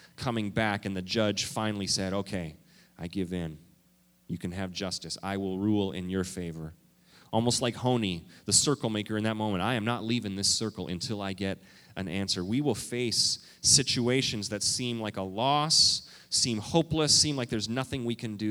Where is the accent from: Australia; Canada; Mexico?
Canada; also born or lived in Minnesota; now in United States; I am a Canadian. Okay? I'm a Canadian.